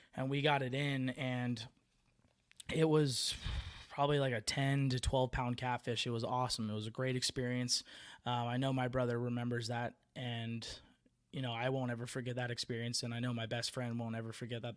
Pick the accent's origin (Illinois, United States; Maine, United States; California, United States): California, United States; Bay Area; moved away; also born or lived in Tracy, California; I'm originally from the Bay Area